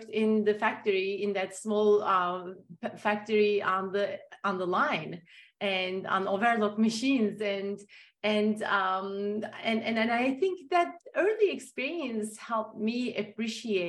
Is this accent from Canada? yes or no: no; Turkey; moved away; growing up in Turkey